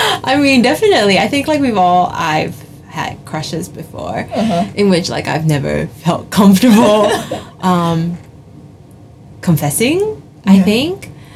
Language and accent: English; India; because I am not Chinese, because I'm Indian, right?